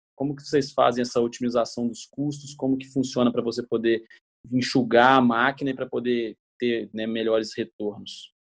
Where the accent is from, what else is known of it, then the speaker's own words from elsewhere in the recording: Juiz de Fora, Minas Gerais, Brazil; accent: carioca do brejo; Eu também sou mineiro, não de BH com esse sotaque arrastado aí do, do Dr. João, mas sotaque mais carioca do brejo lá de Juiz de Fora